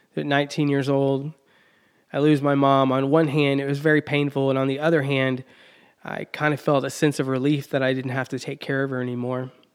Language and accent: English; Texas, United States; now in Indiana, United States; where I grew up in Texas